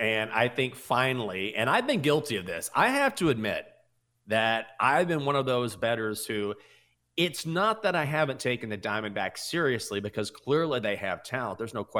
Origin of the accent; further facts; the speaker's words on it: Texas, United States; I'm cheering for the Rangers because I'm from Texas. I grew up going to Rangers games